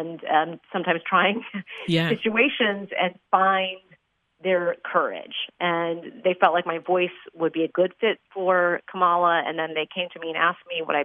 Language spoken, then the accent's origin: English; Chicago, Illinois, United States; my hometown